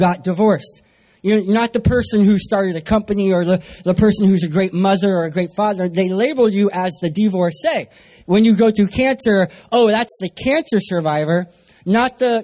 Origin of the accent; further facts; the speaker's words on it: San Diego, California, United States; I'm from San Diego, California